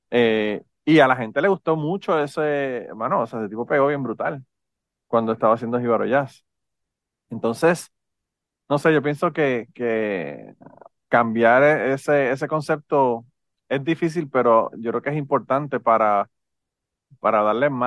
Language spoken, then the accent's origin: Spanish; Utuado, Puerto Rico; Mi yo soy de Utuado también